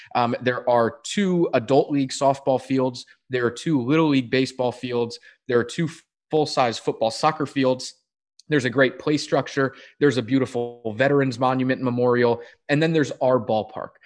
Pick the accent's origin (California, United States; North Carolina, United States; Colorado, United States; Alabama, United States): North Carolina, United States; Durham; now in Danville, United States; I grew up in Durham I went to Duke football games